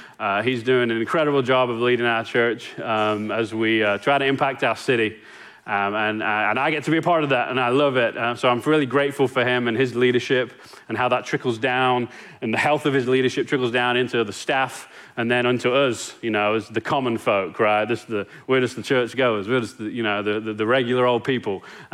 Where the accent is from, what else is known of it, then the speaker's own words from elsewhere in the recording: England, United Kingdom; now in Longview, United States; Like, I came from England and landed in Longview.